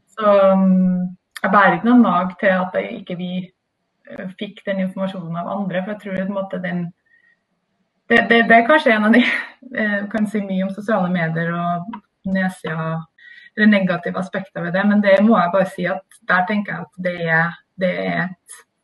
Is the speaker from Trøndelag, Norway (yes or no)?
yes; Trondheim, Trøndelag, Norway; now in Oslo, Norway; jeg er i hvert fall født og oppvokst i Trondheim